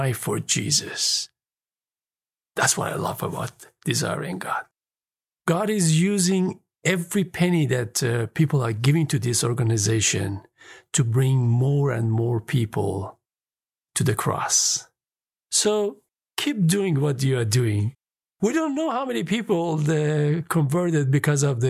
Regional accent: Iran; moved away; I was born in Iran.

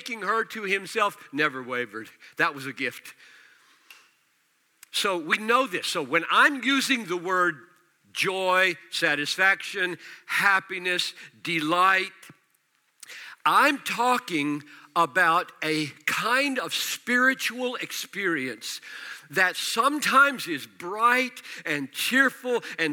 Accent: United States; accent: American; I'm speaking American

